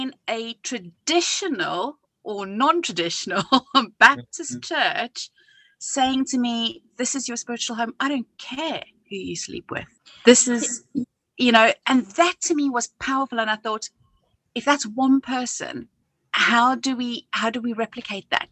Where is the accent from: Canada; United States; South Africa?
South Africa; now in United Kingdom; growing up in South Africa